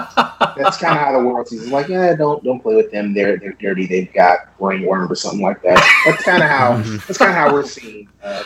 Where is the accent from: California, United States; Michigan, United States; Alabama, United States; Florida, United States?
Michigan, United States; Detroit; now in Arizona, United States; I'm originally born and raised in Detroit, Michigan. I love all the Detroit sports teams.